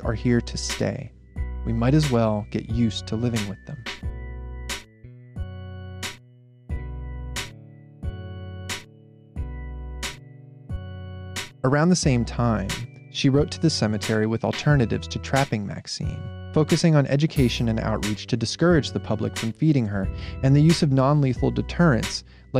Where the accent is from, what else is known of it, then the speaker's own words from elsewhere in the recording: Erie, Pennsylvania, United States; Erie, Pennsylvania, my hometown